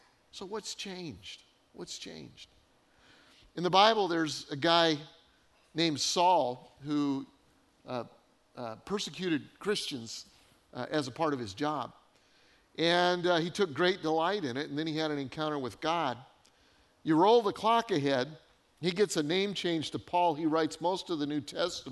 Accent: Colorado, United States; now in North Carolina, United States; growing up in Colorado

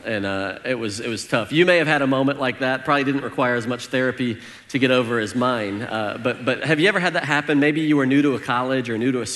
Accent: Northern Illinois, United States; growing up in Northern Illinois.

